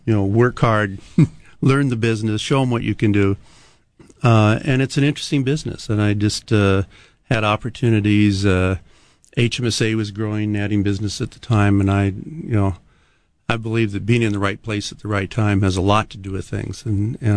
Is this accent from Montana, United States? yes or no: yes; Montana, United States; now in Hawaii, United States; I grew up in Montana